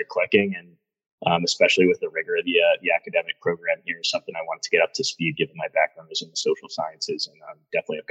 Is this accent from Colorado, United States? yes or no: no; Medfield, Massachusetts, United States; moved away as an adult; also born or lived in Washington, D.C.; I'm from Medfield, Massachusetts, originally New England area.